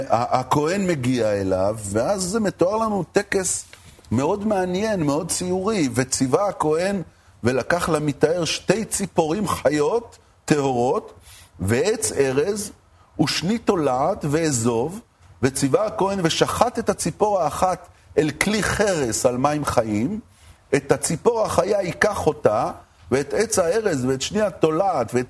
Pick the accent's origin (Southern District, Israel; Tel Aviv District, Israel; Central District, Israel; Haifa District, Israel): Haifa District, Israel; Haifa; אני גדלתי בחיפה.